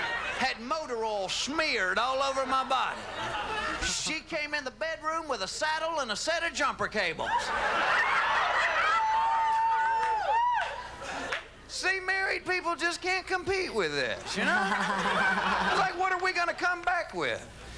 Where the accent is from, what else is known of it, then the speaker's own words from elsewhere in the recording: the South, United States; accent: Southern; That is the truth. I am from the South. Anybody else from the South?